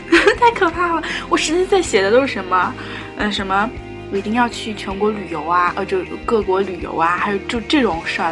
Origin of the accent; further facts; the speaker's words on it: southern China, China; 然后他就问我说：“你是南方人吧？”我说：“你怎么知道呢？”他说：“我听你说话有口音。